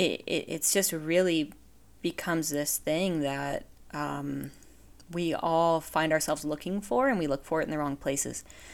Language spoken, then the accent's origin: English; Vermont, United States; So I grew up in Vermont, and I just kind of grew up in a small mountain town.